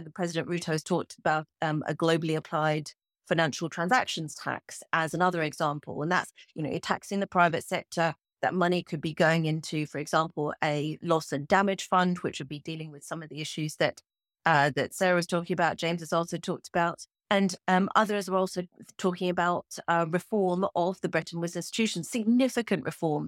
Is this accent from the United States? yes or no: no; Kenya; I'm a Kenyan